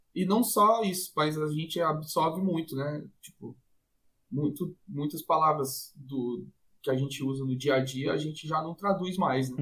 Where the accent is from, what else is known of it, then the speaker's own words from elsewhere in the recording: Fortaleza, Ceará, Brazil; also born or lived in Medellín, Colombia / Portugal; eu sou de Fortaleza e sou tradutor